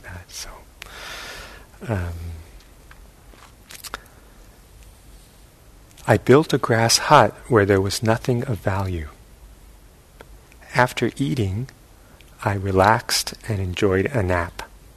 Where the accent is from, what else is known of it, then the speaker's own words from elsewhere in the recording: New York City, New York, United States; where I grew up in New York City